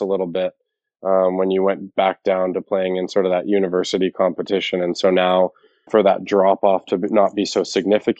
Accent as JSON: {"language": "English", "region": "Alberta", "country": "Canada", "tie": "born or raised there", "said": "growing up in Alberta"}